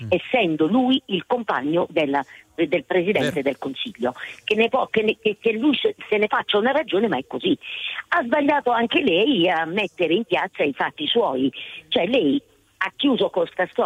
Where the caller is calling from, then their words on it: Foggia, Apulia, Italy; Siamo da Foggia.